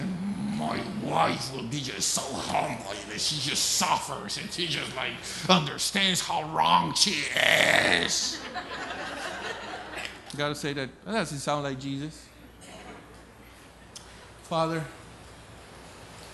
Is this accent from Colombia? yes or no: yes; Colombia; moved away as an adult; I was born and raised in Colombia, South America.